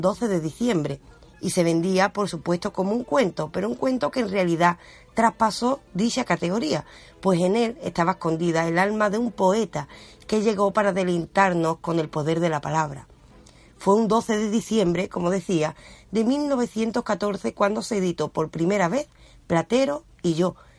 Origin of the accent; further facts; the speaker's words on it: Andalusia, Spain; somos andaluces